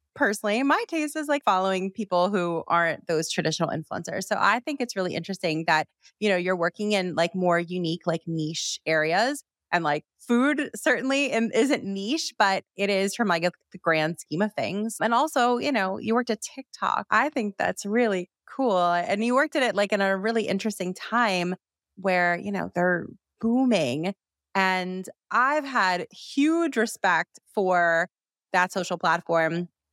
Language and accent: English; Miami, Florida, United States; now in New York, United States; I'm from Miami